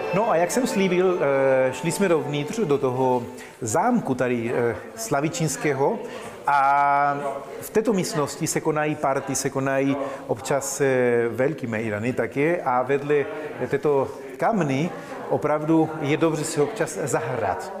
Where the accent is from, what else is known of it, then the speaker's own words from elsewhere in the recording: Argentina; also born or lived in Chile; now in Czech Republic; Narodil jsem se v Argentině, ale jsem původem z Chile